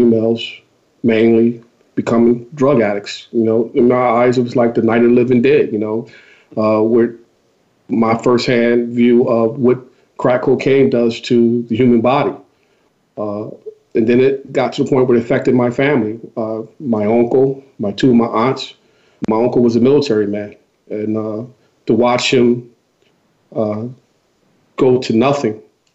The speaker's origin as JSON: {"language": "English", "town": "Philadelphia", "region": "Pennsylvania", "country": "United States", "tie": "born or raised there", "said": "I grew up in West Philadelphia in the area of Overbrook"}